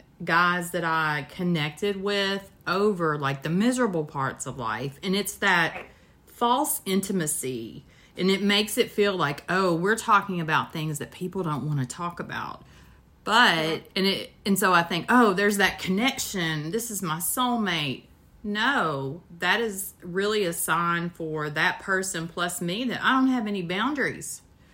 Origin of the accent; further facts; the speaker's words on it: Kentucky, United States; I was going to say, you know, I'm from Kentucky, right?